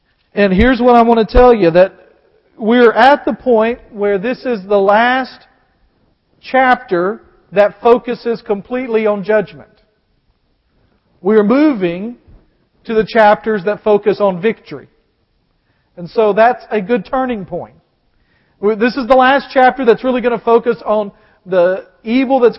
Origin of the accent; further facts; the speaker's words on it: the South, United States; I'm just from the South